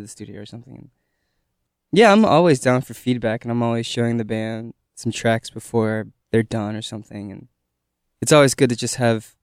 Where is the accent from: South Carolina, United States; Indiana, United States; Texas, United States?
South Carolina, United States; Columbia; Columbia proper. Yeah, I'd say so. Some might say I'm from the suburbs, which is true